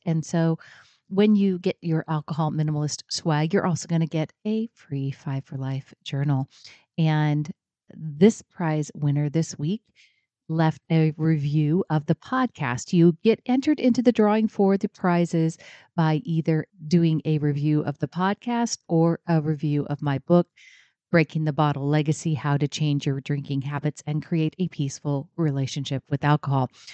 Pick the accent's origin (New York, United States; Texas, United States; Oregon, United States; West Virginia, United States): Oregon, United States; I'm from Oregon. I get rain all the time